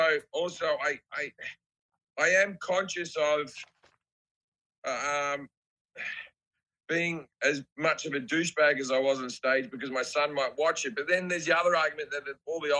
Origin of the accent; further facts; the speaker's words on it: Australia; I'm just Australian.